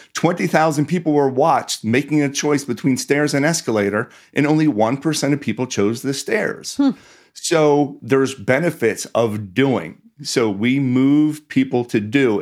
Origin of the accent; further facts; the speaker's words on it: Pittsburgh, Pennsylvania, United States; I grew up in Pittsburgh, did not come from a family with a lot of money